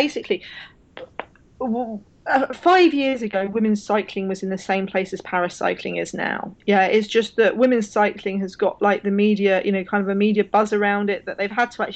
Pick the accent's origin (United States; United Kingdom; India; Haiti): United Kingdom; as a Brit